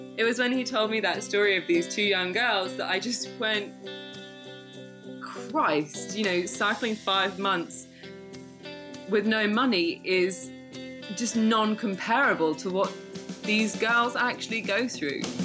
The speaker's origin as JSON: {"language": "English", "town": "Shrewsbury", "region": "West Midlands", "country": "United Kingdom", "tie": "born or raised there", "also_born_or_lived": "Winchester", "moved": "yes", "lives_now": "Leicestershire, United Kingdom", "said": "I was born in Shropshire"}